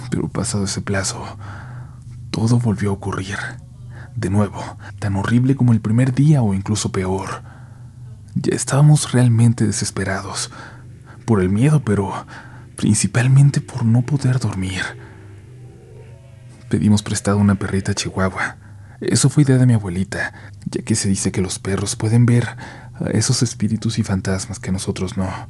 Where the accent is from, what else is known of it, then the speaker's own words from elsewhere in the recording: León, Guanajuato, Mexico; soy de León, Guanajuato.